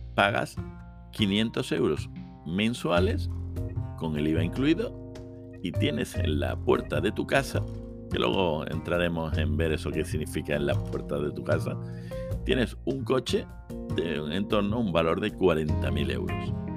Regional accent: Seville, Andalusia, Spain; yo soy de Sevilla

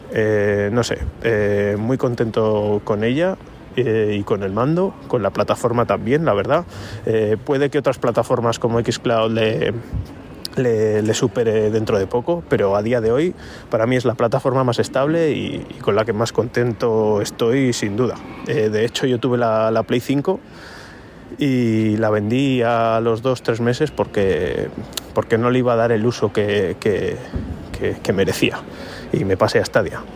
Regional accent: Logroño, La Rioja, Spain; soy de Logroño

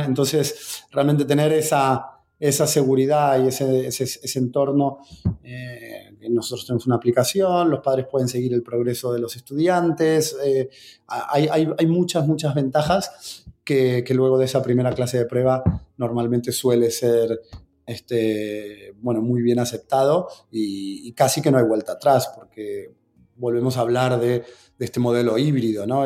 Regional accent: Argentina; soy argentino

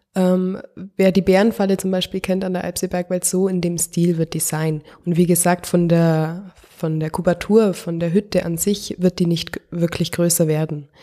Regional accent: the municipality at the Grünten, Bavaria, Germany; wir kommen ja aus der Gemeinde und wir sehen immer gut auf den, auf den Gründen rauf

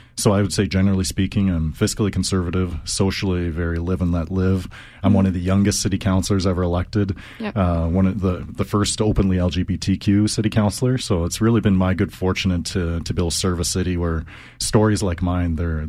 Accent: Calgary, Alberta, Canada; Yeah, so for me, I'm a born and raised Calgarian. I grew up in East Calgary and Dover. My father, he came as a refugee from communist Hungary.

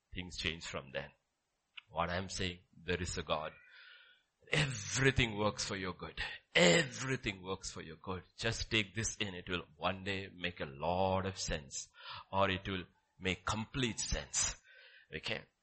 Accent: Kerala, India; my father brought me from that mountains to Kerala and dropped me there in class six

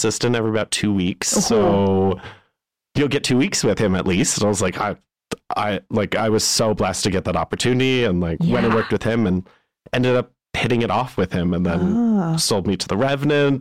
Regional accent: Pontypool, Ontario, Canada; my hometown when I was living in Pontypool.

